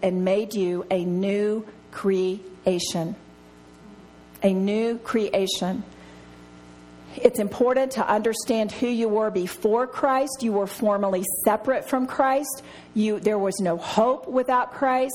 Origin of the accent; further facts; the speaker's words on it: Texas, United States; I'm from Texas